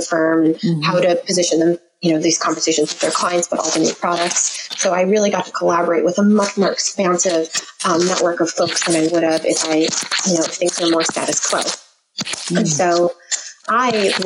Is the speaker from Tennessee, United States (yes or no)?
no; New Jersey, United States; also born or lived in Staten Island, New York; I was always raised in New Jersey. I was born in Staten Island. We moved to New Jersey when I was 2.5